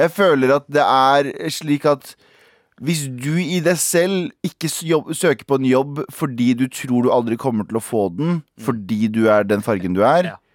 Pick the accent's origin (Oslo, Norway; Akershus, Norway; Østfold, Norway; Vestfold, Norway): Østfold, Norway; Mysen; jeg er fra Mysen